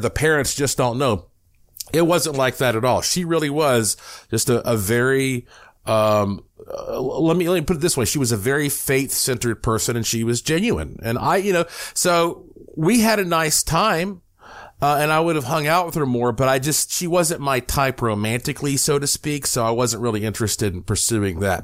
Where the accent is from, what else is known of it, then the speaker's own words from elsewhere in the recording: Western North Carolina, United States; growing up in West North Carolina